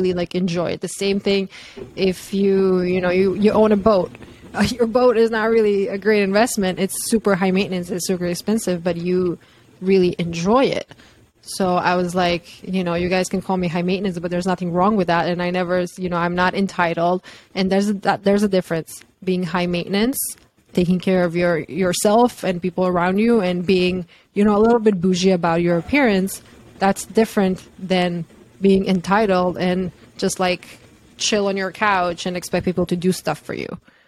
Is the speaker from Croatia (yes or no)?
yes; Croatia; moved away as an adult; also born or lived in New York; I'm from Croatia